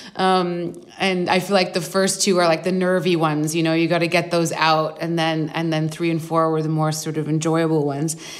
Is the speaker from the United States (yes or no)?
no; Vancouver, British Columbia, Canada; moved away as an adult; also born or lived in London; I grew up in Vancouver